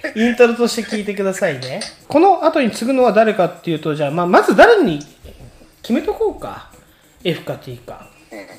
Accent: Tokyo, Japan; 俺ら東京の人だからさ

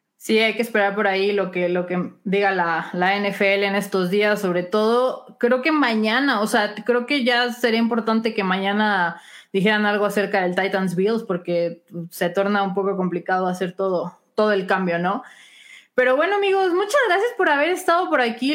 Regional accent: Chihuahua, Mexico; mi tierra natal de Chihuahua

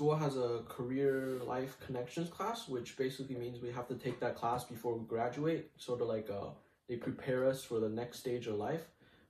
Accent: Canada; I came here at the end of my grade 2 year in elementary school, and I've sort of kind of rediscovered my Eastern side, but I grew up here.

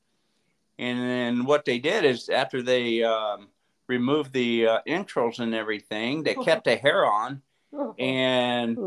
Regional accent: Southern California, United States; growing up in Southern California with the background that my mom and dad had for cooking

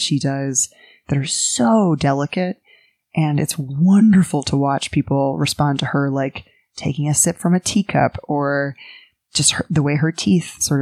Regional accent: New York City, New York, United States; I grew up in Greenwich Village, New York City

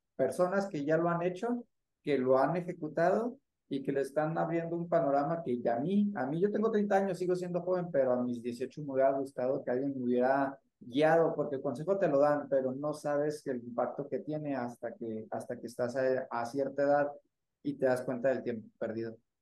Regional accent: Chihuahua, Mexico; yo como chihuahuense

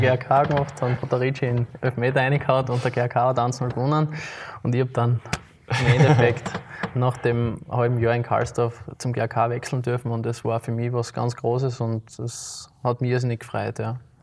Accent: Graz, Styria, Austria; moved away as an adult; now in St. Josef, Austria; ich bin in der Stadt aufgewachsen, wie du richtig mhm. gesagt hast, in Liebenau

